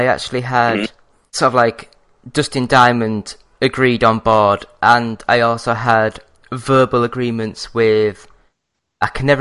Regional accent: Yorkshire and the Humber, United Kingdom; now in Glasgow, United Kingdom; I'm from North Yorkshire in England, but I've actually moved up to Scotland anyway, so I'm actually living in Glasgow now

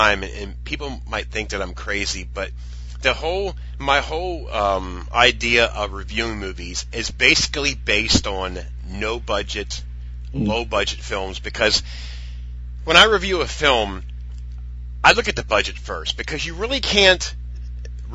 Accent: United States; I'm American

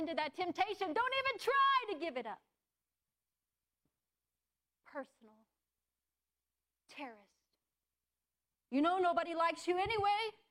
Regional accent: United States; I'm an American

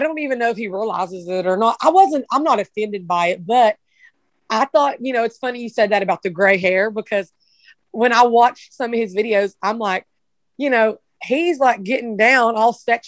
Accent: Appalachia, United States; moved away as an adult; Growing up in Appalachia

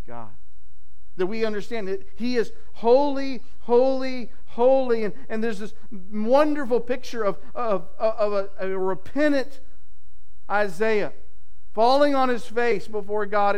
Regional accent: Texas, United States; my home state of Texas

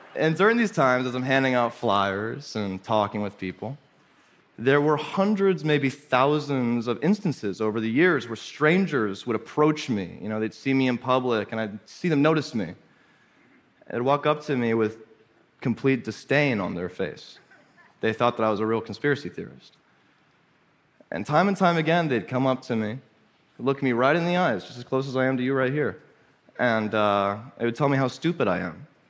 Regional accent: Little Rock, Arkansas, United States; I grew up in Arkansas, in Little Rock, where I was homeschooled on the outskirts of town

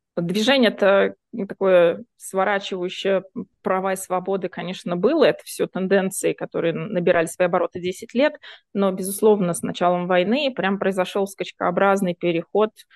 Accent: Voronezh, Voronezh Oblast, Russia; я из Воронежа, Воронеж это место, где люди, в принципе, нормально знают украинский язык, потому что, в принципе, мы соседи

